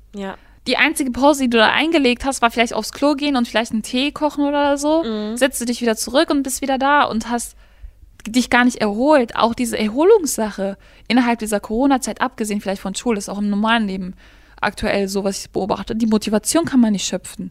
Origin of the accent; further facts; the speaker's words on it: Gladbeck, North Rhine-Westphalia, Germany; ich komme aus Gladbeck